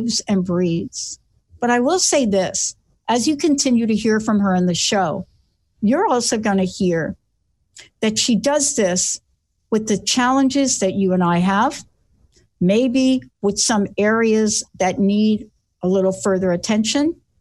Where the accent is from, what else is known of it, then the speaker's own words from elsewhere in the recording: New York City, New York, United States; I'm this kid from the Bronx that stuttered